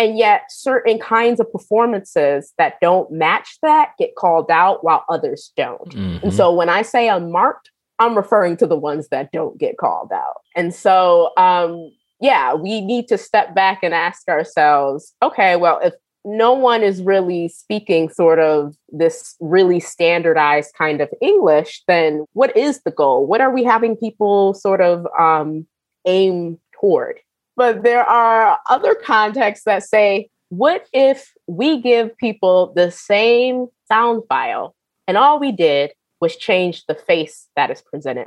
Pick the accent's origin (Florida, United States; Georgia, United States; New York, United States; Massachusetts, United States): New York, United States; Rochester; I'm from Western New York, Rochester, New York, and a lot of my folks are from the South